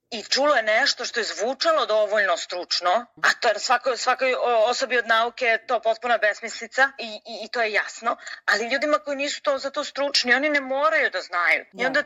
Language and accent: Croatian; Serbia; Kod nas u Srbiji